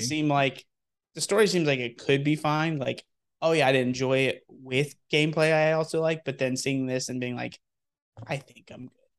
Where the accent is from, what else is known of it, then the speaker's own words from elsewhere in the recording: Texas, United States; moved away; I am born and raised in Texas